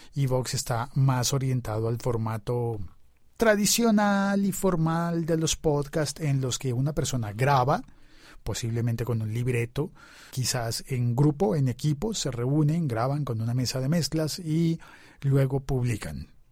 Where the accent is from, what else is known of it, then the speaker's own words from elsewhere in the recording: Bogotá, Colombia; de mi ciudad, que me habla en mi dialecto